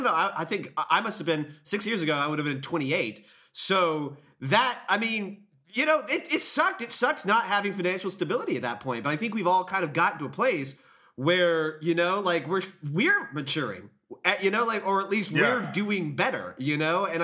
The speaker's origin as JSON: {"language": "English", "region": "the South", "country": "United States", "said": "I'm from the South"}